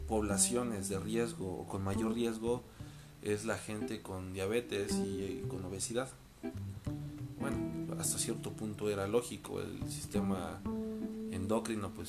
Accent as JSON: {"language": "Spanish", "country": "Mexico", "said": "hablaré por México porque es lo que me consta, es lo que conozco y es porque es mi tierra, porque es mi gente."}